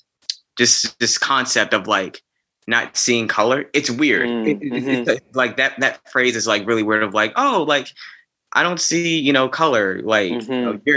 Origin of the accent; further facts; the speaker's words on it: Chesterfield, Virginia, United States; I grew up right outside Richmond in Chesterfield.